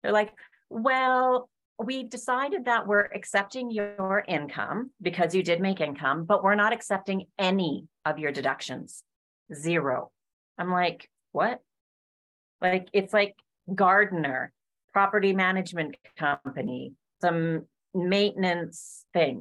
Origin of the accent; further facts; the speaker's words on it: Alberta, Canada; I'm originally from Canada in Alberta